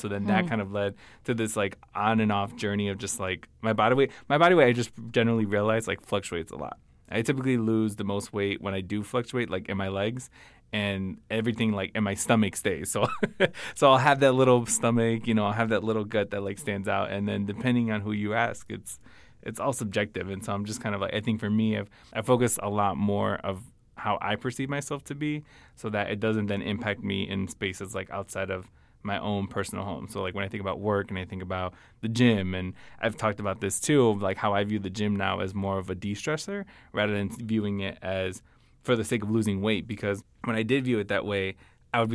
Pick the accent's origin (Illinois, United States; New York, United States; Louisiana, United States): Illinois, United States; Chicago; so I'm originally from Chicago, family lives in Chicago.